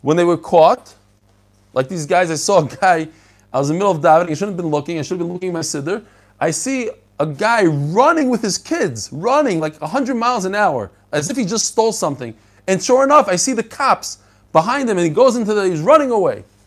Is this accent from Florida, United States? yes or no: no; New York City, New York, United States; also born or lived in Bnei Brak, Israel; when I was a kid, I lived in Bnei Brak for three years. I moved from Brooklyn, I lived in Flatbush, to Bnei Brak